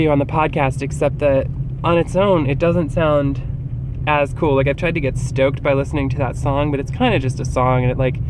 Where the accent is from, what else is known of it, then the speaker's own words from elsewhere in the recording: New Jersey, United States; growing up in New Jersey